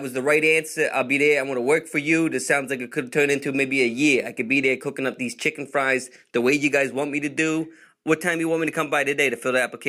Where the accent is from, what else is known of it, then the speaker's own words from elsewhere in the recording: New York, United States; Because, I'm from New York, and, like, we like to protect, our privacy and stuff like that.